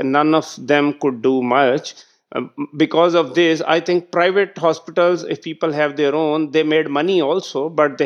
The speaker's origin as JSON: {"language": "English", "country": "Pakistan", "said": "I was the district head of my hometown"}